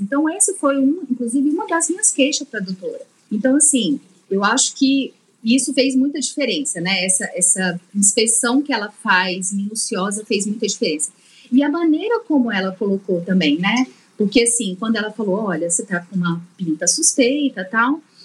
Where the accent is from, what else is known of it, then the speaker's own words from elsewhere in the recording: Minas Gerais, Brazil; Sou mineira